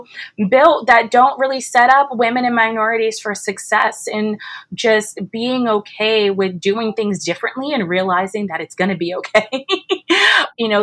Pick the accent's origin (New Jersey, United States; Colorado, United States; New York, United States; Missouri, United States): New Jersey, United States; I'm from Jersey originally